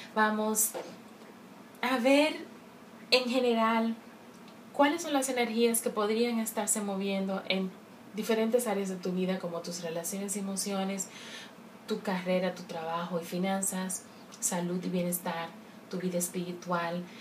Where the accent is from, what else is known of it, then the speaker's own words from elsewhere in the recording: Dominican Republic; como buena dominicana que soy